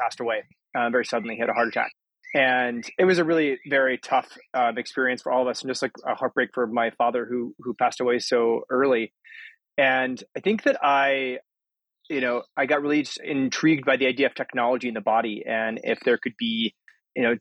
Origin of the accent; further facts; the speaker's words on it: Aurora, Colorado, United States; I grew up in Aurora, Colorado.